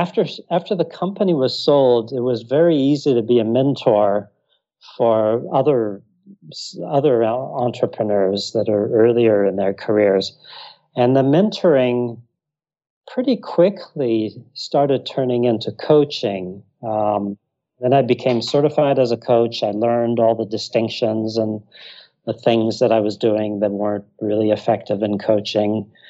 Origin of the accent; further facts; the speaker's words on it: Texas, United States; born there; also born or lived in Iraq / North Africa; I was born in Texas. My mother and her family are from Texas. My father's from Iraq.